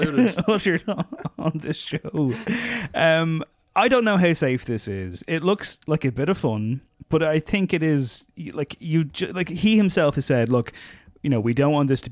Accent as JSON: {"language": "English", "town": "San Diego", "region": "California", "country": "United States", "tie": "born or raised there", "said": "including growing up in San Diego suburbia as a disaffected teenage skateboarder."}